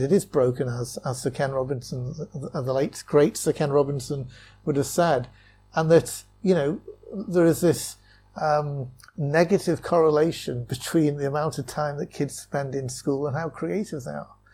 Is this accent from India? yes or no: no; Wallasey, North West England, United Kingdom; moved away as an adult; also born or lived in Loughborough; now in China; I grew up in, in Wallasey in, in Merseyside